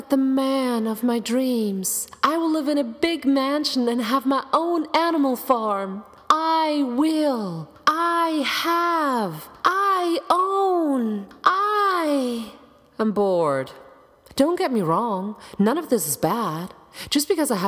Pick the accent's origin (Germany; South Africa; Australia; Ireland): Germany; accent: German; English is a second language; moved away; my German accent